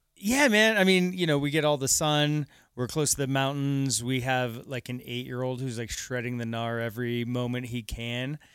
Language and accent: English; Aurora, Colorado, United States; moved away as an adult; also born or lived in Lakewood, Colorado; I'm a, I'm a native. Uh, I grew up, actually, I grew up out in Aurora